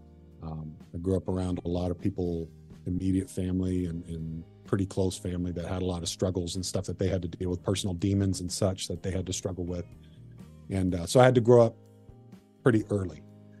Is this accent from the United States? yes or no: yes; Marysville, Washington, United States; also born or lived in Everett, Washington / Bothell, Washington; born and raised in Washington